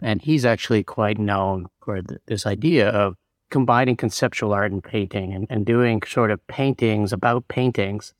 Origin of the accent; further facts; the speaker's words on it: Canada; moved away; also born or lived in New York; I moved to, back to Canada, because I'm originally Canadian